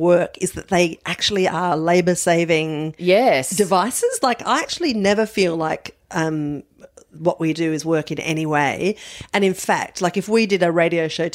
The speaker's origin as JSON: {"language": "English", "town": "Adelaide", "region": "South Australia", "country": "Australia", "tie": "born or raised there", "moved": "yes", "said": "I was brought up in Adelaide."}